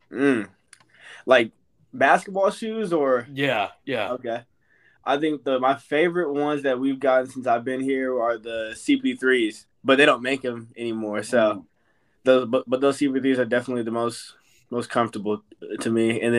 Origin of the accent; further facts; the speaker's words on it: San Jose, California, United States; born there; now in Las Vegas, United States; I'm from. I was born in San Jose, and I moved to Vegas, so I, I live pretty close close to the beach